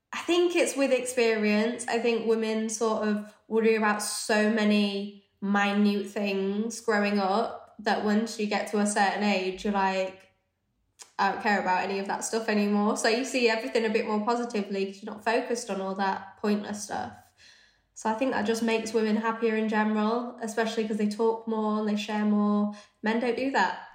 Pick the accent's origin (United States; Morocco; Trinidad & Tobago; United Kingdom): United Kingdom; Leeds, Yorkshire and the Humber; also born or lived in London; I grew up in Leeds, so I'm northern.